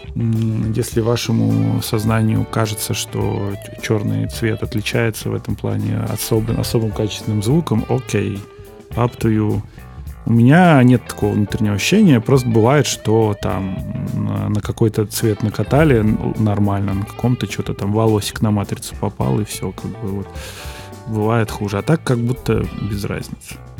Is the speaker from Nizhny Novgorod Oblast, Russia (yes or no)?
no; Moscow Oblast, Russia; moved away as an adult; now in Moscow, Russia; я из Подмосковья, я живу в квартире в Москве съемной, да, а, вот, иногда езжу домой к маме в гости